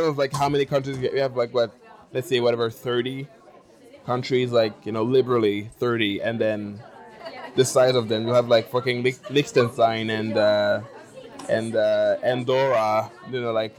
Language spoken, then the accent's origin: English; Cameroon; now in Paris, France; I'm from Cameroon. And then, so geographically, Central Africa and the Gulf of Guinea on the Atlantic coast.